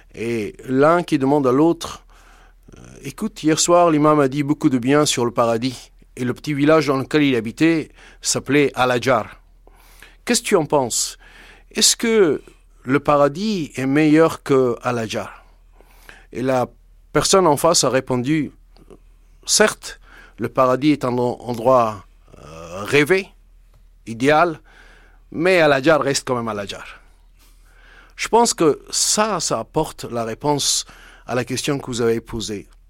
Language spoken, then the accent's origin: French; Afghanistan; moved away; also born or lived in France; J'ai toujours dit, l'Afghanistan, c'est ma pays de naissance et la France, c'est mon pays d'adoption.